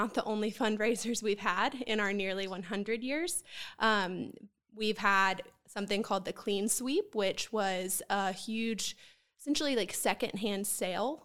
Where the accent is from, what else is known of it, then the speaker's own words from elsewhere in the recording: Columbia, South Carolina, United States; I am also born and raised in Columbia